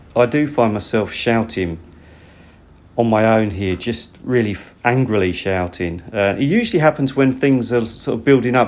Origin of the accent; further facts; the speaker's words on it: United Kingdom; now in Japan; I'm actually British